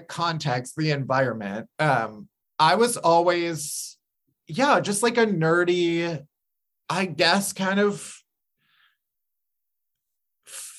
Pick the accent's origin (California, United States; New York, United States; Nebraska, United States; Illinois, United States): Illinois, United States; suburbs outside of Chicago; I grew up outside of Chicago in the suburbs.